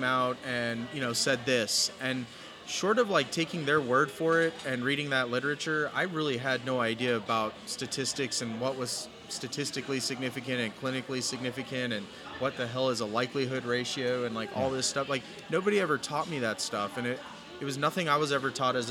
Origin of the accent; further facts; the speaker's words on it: San Antonio, Texas, United States; moved away as an adult; I'm born and raised in San Antonio